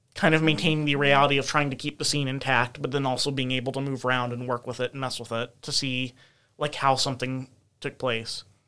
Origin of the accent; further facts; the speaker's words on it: United States; as an American